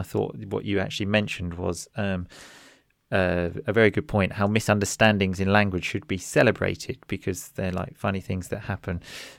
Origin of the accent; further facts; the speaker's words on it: Essex, East of England, United Kingdom; I'm from Essex.